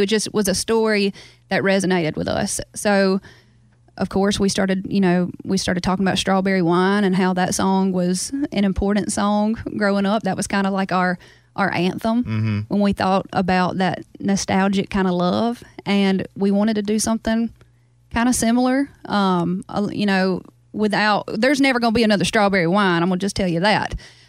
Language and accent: English; Baskin, Louisiana, United States; I probably have kept my accent because I talk to my family a whole lot. I FaceTime them every day. I'm really close with them. And the truth is, like, all 200 of my people in my town in Baskin talk this way.